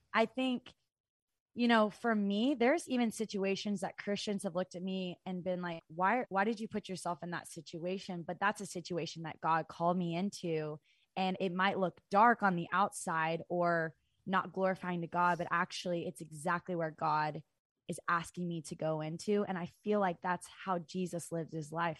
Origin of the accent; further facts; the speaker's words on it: Fayetteville, Arkansas, United States; I'm originally from Arkansas. I'm from Fayetteville, Arkansas